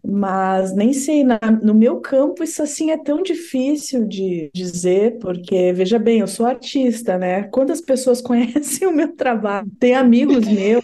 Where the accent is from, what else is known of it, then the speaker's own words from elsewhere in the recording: Pelotas, Rio Grande do Sul, Brazil; lá da minha cidade